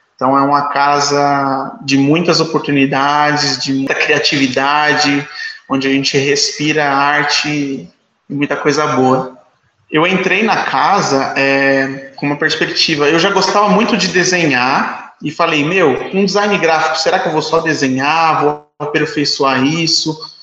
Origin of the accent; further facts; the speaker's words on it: São Paulo, Brazil; Eu sou do Parque Santo Antônio, nasci no Parque Santo Antônio, uma comunidade bem próxima do Capão Redondo